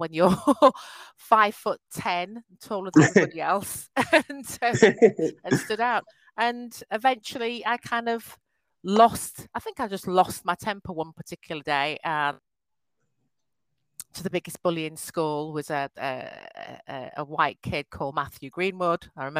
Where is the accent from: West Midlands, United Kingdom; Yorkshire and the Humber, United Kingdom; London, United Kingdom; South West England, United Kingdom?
Yorkshire and the Humber, United Kingdom; I was born in a wonderful county called Yorkshire. My parents moved from Nigeria, so I'm of Nigerian descent